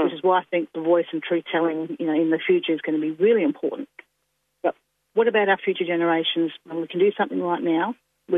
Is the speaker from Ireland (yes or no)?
no; Yorke Peninsula, South Australia, Australia; I'm Narunga woman from South Australia. I'm of other people of the York Peninsula